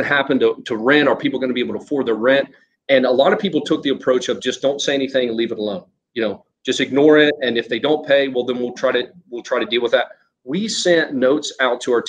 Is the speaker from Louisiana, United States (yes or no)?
no; Ohio, United States; now in Houston, United States; I'm from Ohio originally.